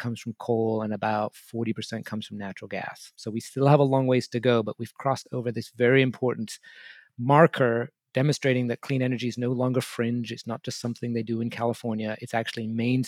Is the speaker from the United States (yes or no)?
no; England, United Kingdom; moved away; I grew up in England in the 1970s and early 80s